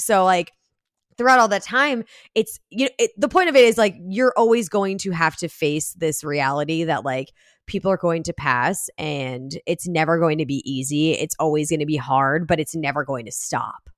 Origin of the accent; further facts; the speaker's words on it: New Jersey, United States; also born or lived in New York City; I grew up in Jersey